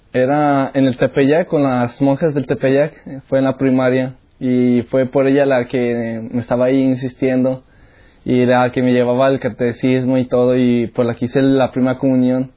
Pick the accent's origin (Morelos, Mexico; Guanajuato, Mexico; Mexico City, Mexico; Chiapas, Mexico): Guanajuato, Mexico; León; moved away; Soy de México, de León, Guanajuato.